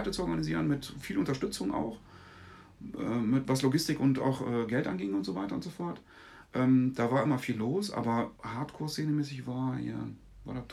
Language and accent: German; Wermelskirchen, North Rhine-Westphalia, Germany; ich bin eigentlich in den 90ern groß geworden im Bahndamm in Wermelskirchen.